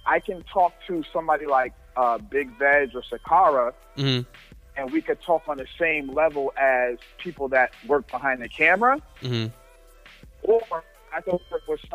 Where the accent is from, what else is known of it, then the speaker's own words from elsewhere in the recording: New Jersey, United States; I am from New Jersey, all over New Jersey.